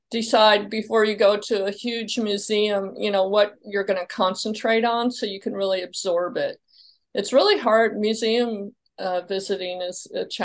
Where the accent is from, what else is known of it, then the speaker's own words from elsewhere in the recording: Midwest, United States; also born or lived in Illinois / Kentucky / Indiana; So um, I'm from the Midwest. I started out in Illinois, and then my family moved to Kentucky, and then I ended up in Indiana before all before I came here to Florida.